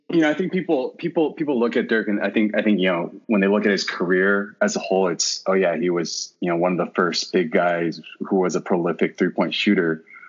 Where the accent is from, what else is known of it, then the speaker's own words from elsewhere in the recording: Plano, Texas, United States; moved away as an adult; now in San Francisco, United States; I am uh, born and bred in Plano, Texas